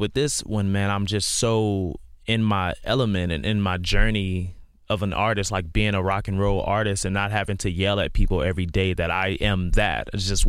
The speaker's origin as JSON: {"language": "English", "town": "Houston", "region": "Texas", "country": "United States", "tie": "born or raised there", "said": "I grew up in Houston, yeah."}